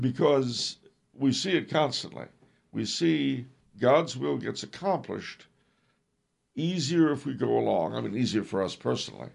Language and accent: English; United States